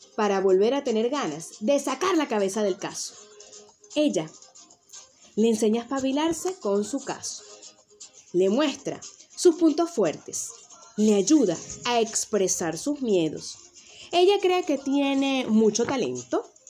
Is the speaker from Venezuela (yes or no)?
yes; Venezuela; moved away as an adult; also born or lived in Canary Islands, Spain; now in Tenerife, Spain; yo soy nacida en Venezuela, que es mi tierra natal, y actualmente vivo en las Islas Canarias, en España